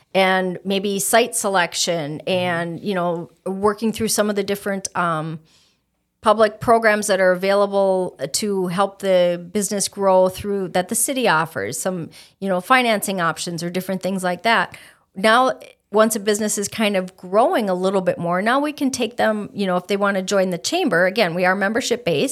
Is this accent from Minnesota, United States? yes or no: yes; Stillwater, Minnesota, United States; moved away as an adult; also born or lived in St. Cloud, Minnesota; now in Fergus Falls, United States; I was born in Stillwater, Minnesota, which is the birthplace of Minnesota on the Saint Croix River. I lived there for All of my life, gra-, or not all of my life, but all of my childhood